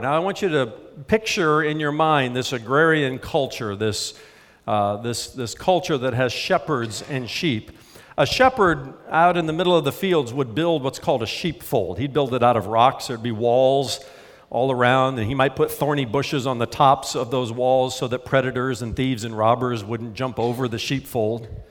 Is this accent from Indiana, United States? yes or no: yes; Indiana, United States; I grew up in Indiana near cornfields.